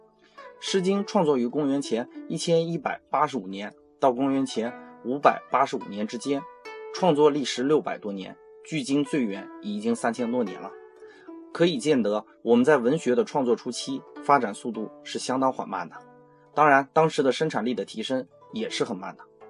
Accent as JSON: {"language": "Chinese", "country": "China", "said": "但是我们中国人就能很完美的体会到这种依依的感觉。"}